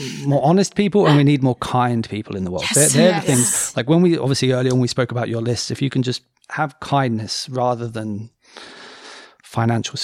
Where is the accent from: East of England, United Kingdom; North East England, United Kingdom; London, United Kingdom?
East of England, United Kingdom; Cambridge; moved away; I grew up in Cambridge